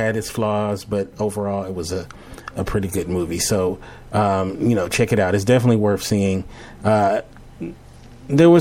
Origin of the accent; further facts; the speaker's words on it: Los Angeles, California, United States; I'm from Los Angeles.